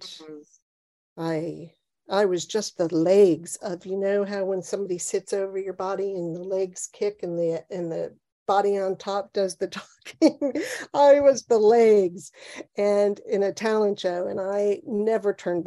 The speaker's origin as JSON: {"language": "English", "town": "Cincinnati", "region": "Ohio", "country": "United States", "tie": "born or raised there", "also_born_or_lived": "Ann Arbor, Michigan", "moved": "as an adult", "lives_now": "New Jersey, United States", "said": "I was born in Cincinnati, Ohio, and I grew up there"}